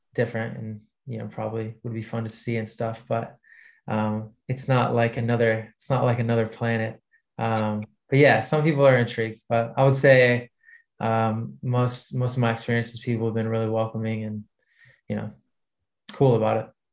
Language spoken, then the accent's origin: English; United States; now in United Kingdom; I was American